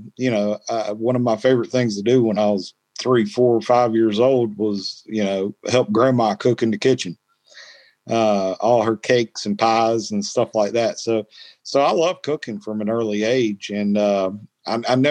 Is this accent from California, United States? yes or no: no; North Carolina, United States; I was born in North Carolina